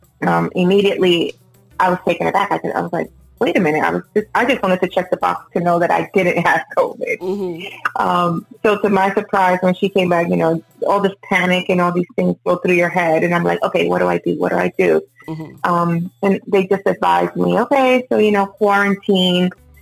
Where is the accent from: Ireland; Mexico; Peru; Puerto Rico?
Puerto Rico; also born or lived in New York, United States; I was born in Puerto Rico, raised between Puerto Rico, New York, and now I reside over here in the Tampa area.